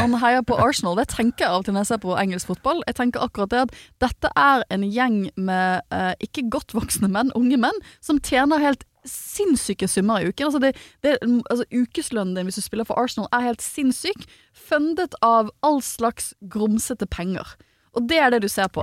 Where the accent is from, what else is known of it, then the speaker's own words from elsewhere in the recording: Bergen, Vestland, Norway; jeg er oppvokst i Bergen